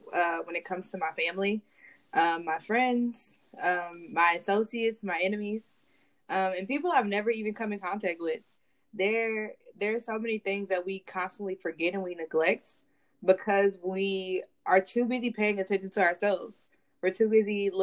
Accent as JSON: {"language": "English", "town": "Dallas", "region": "Texas", "country": "United States", "tie": "born or raised there", "said": "I am from Dallas, Texas, born and raised"}